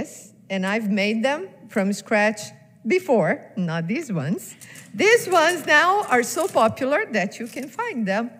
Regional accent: Brazil; moved away; I'm from Brazil

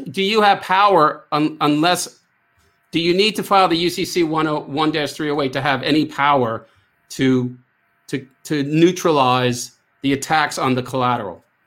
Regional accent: United States; I am American

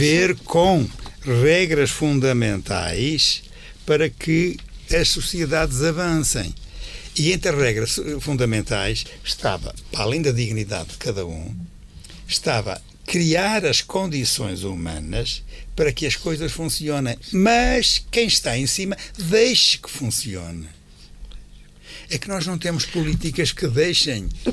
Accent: Norte, Portugal; moved away; also born or lived in Alentejo; quando eu era miúdo, lá na minha aldeia

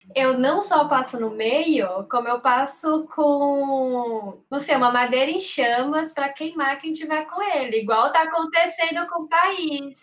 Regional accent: Quixadá, Ceará, Brazil; now in São Paulo, Brazil; eu estou em São Paulo, mas eu também sou de Quixadá, morei no interior, mais interior que a Dávila

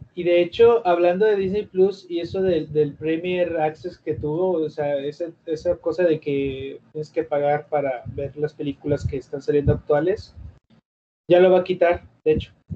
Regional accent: Mexico; also born or lived in Monterrey; yo soy mexicano

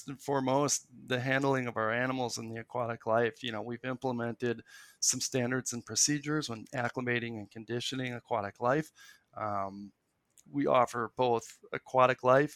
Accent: Milwaukee, Wisconsin, United States; I grew up in the Milwaukee metro area

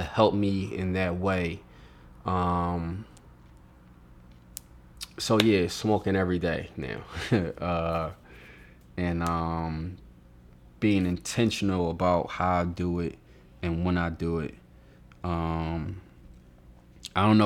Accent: Philadelphia, Pennsylvania, United States; moved away as an adult; now in Atlanta, United States; I'm from South Philly

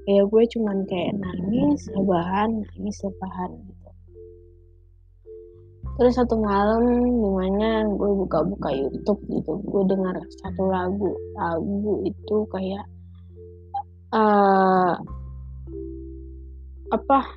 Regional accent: Medan, North Sumatra, Indonesia; now in Jakarta, Indonesia; sebelum nyokap gue ke Jakarta gue kan anak rantau dari Medan gitu

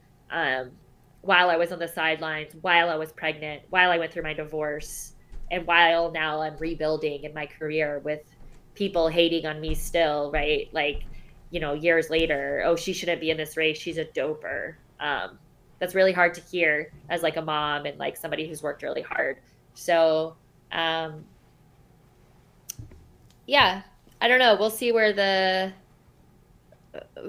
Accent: Charleston, South Carolina, United States; I'm from Charleston, South Carolina

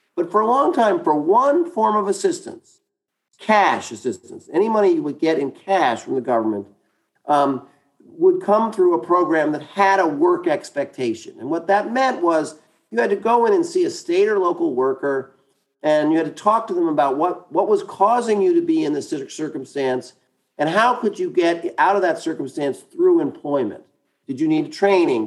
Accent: New York City, New York, United States; I grew up in Brooklyn, New York. I, my family's from Wisconsin, but I'm from New York.

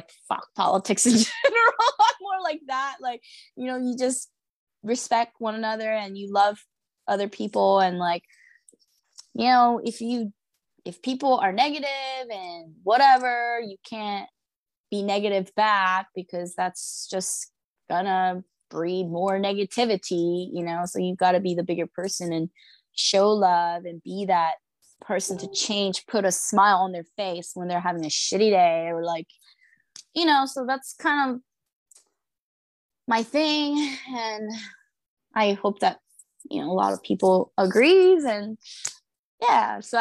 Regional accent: United States; also born or lived in Seoul, South Korea; as a Korean American, it's really interesting, because me growing up in America

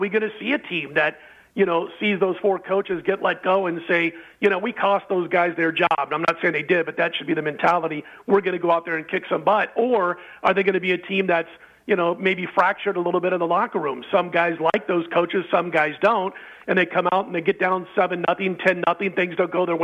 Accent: Nebraska, United States; my home state

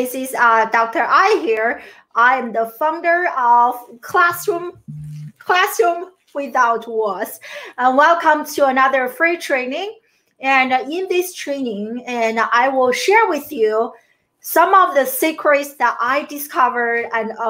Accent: China; moved away as an adult; also born or lived in Syracuse, United States / Maryland, United States; now in United States; I grew up in China, and I came to the US in my early 20s to pursue my American dream

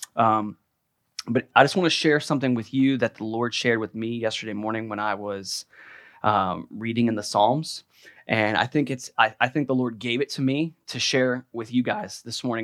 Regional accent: United States

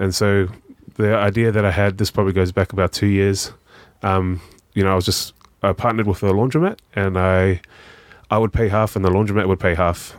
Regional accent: Auckland, New Zealand; also born or lived in Australia; I grew up in South Auckland

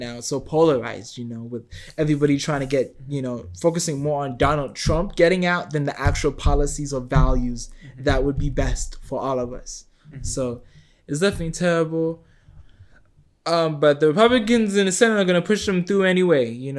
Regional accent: United States; as a, you know, American person

